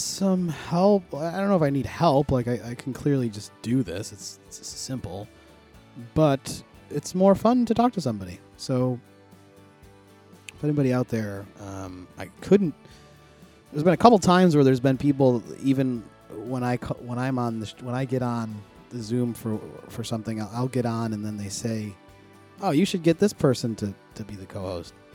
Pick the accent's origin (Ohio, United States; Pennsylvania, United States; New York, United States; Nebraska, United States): New York, United States; Buffalo; this team that is from my hometown